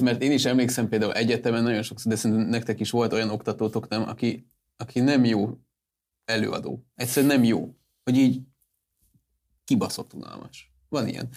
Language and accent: Hungarian; Hungary; magyarok vagyunk